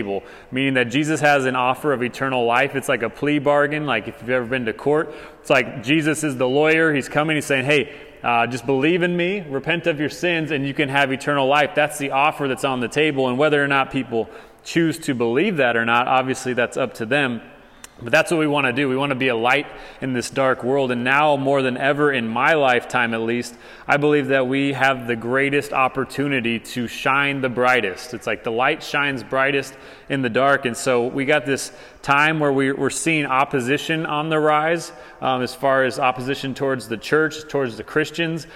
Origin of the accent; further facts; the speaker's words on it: Arizona, United States; moved away as an adult; now in Hutto, Texas, United States; Arizona, my home state